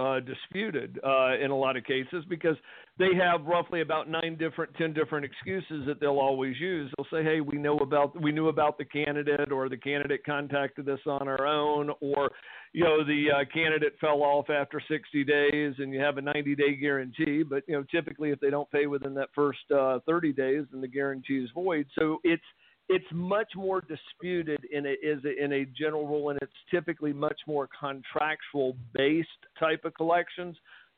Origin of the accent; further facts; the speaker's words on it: Mobile, Alabama, United States; accent: hybrid Alabama coast and Atlanta; moved away as an adult; now in Atlanta, United States; I've been in Atlanta for the last 32 years, but I am originally from the coast of Alabama, down in Mobile in the Pensacola area. So it's kind of a hybrid accent between there and Atlanta.